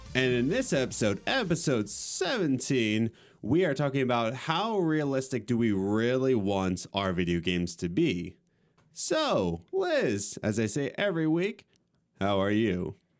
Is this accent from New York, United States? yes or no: no; Lancaster County, Pennsylvania, United States; we're coming from Lancaster County